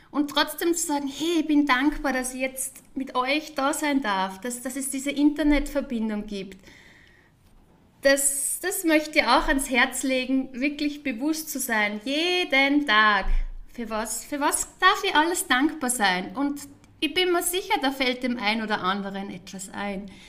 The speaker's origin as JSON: {"language": "German", "town": "Wels", "region": "Upper Austria", "country": "Austria", "also_born_or_lived": "Vienna", "lives_now": "Zurich, Switzerland", "said": "ich bin ja ursprünglich aus Wels, Oberösterreich. Liebe Grüße an äh, alle, die in meinem Heim Heimatort jetzt von meinem Heimatort aus zuschauen. Dann"}